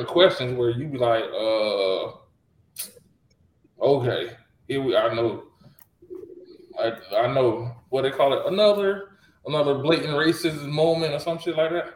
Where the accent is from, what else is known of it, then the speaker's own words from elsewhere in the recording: United States; I'm African tan, but I am from America